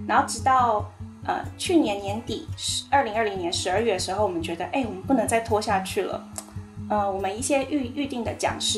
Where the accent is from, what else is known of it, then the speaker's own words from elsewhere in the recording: Taiwan; 我们台湾人